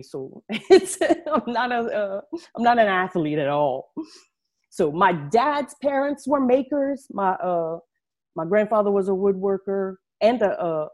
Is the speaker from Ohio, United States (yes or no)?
no; Acadiana, Louisiana, United States; I'm from down south in Louisiana, way down south in Louisiana. I'm sure you can tell through my accent. We live in a region called Acadiana